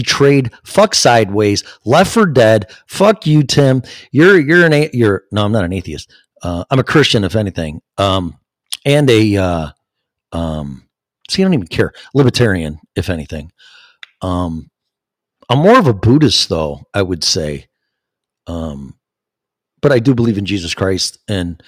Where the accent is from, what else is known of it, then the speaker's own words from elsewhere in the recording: Chicago, Illinois, United States; I'm from Chicago.